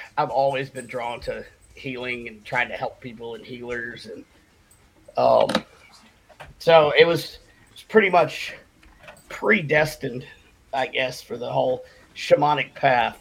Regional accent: Cherokee Reservation, North Carolina, United States; I was born and raised on the Cherokee Reservation here uh, in North Carolina.

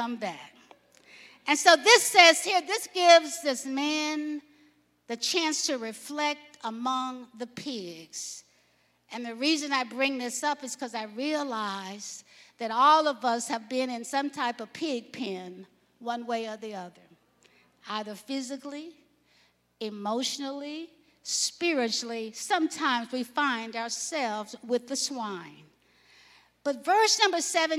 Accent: Alabama, United States; I grew up in Alabama.

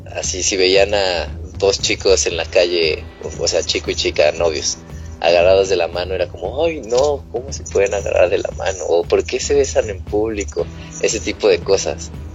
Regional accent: Mexico; nosotros como mexicanos

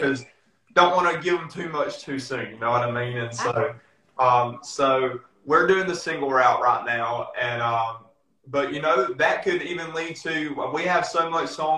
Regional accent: Whiteville, North Carolina, United States; our hometown

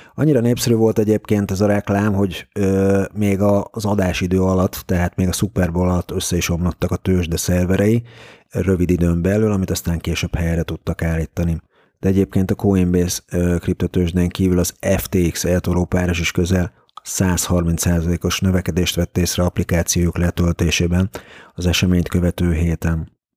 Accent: Hungary; magyarként nehéz volt az orosz piacon kereskedni közvetlenül

